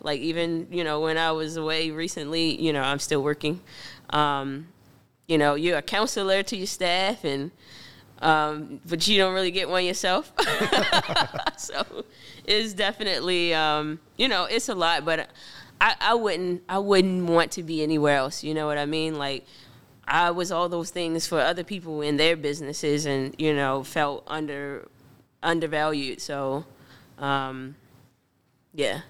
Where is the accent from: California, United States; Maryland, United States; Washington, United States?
Maryland, United States; Baltimore; also born or lived in Woodlawn / Pikesville; born and raised in Baltimore